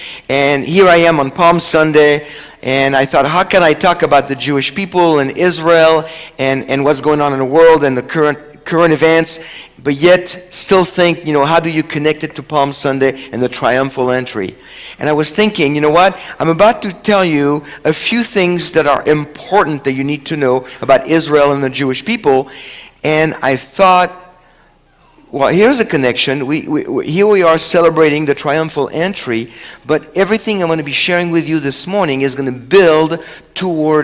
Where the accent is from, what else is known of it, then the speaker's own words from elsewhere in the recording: France; first language French; English is a second language; now in Seattle, United States; Chosen People Ministries France, which is where I'm from. So French is actually my first language.